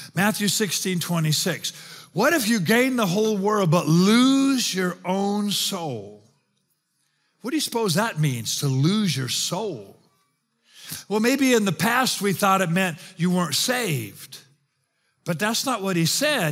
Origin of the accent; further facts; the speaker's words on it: South Africa; now in United States; I'm South African